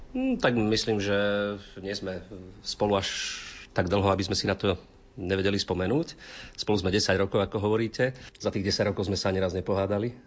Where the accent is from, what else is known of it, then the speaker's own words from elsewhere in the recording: Krásna Lúka, Prešov Region, Slovakia; ja som z Krásnej Luky